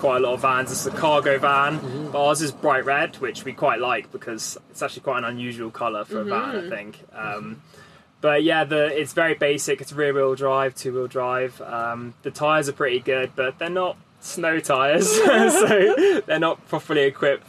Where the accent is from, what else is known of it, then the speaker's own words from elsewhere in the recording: England, United Kingdom; I'm from the UK, and so England.